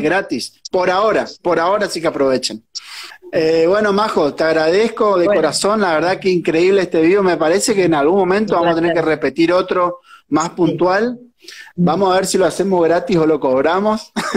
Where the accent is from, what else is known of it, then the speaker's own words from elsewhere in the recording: Tres Isletas, Chaco, Argentina; yo soy eh, de un pueblito del interior del Chaco que se llama Tres Isletas